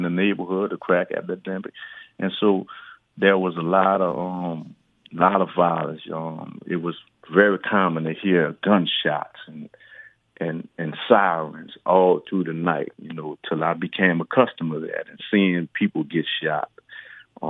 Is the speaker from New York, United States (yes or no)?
no; New Orleans, Louisiana, United States; I grew up in New Orleans, Louisiana